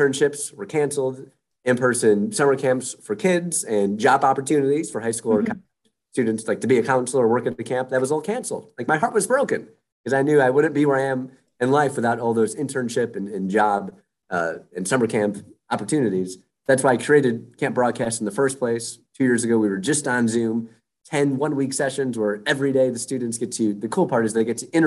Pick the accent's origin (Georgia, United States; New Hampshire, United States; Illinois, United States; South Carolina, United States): Illinois, United States; Chicago; moved away as an adult; also born or lived in Bloomington, Indiana / Washington, D.C. / Cincinnati / Nashville, Tennessee; I grew up in the Chicago suburbs